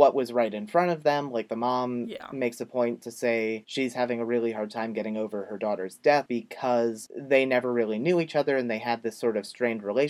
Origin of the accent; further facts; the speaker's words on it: United States; I'm not Australian. I'm American